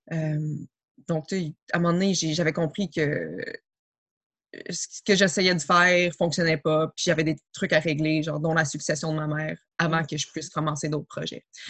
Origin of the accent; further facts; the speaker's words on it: Montreal, Quebec, Canada; je suis née à Montréal